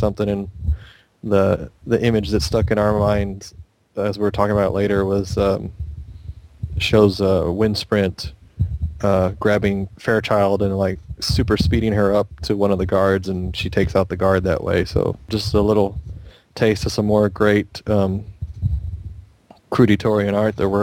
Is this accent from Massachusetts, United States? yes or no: no; Texas, United States; I'm from Texas.